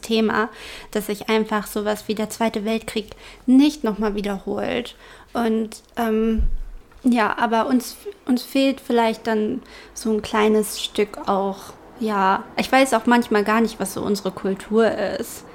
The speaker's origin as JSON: {"language": "German", "country": "Germany", "said": "bei uns in Deutschland"}